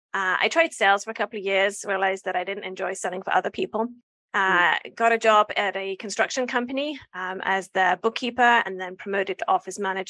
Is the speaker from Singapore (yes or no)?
no; England, United Kingdom; moved away as an adult; I'm from England.